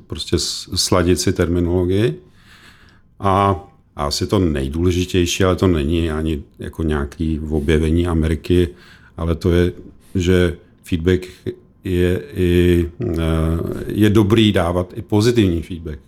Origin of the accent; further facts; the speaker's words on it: Czechia; My jsme jako Češi